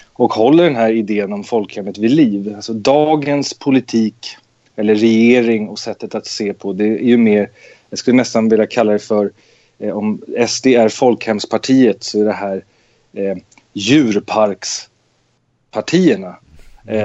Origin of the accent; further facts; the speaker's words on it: Nacka, Stockholm County, Sweden; moved away as an adult; jag är eh, född och uppvuxen i Nacka utanför Stockholm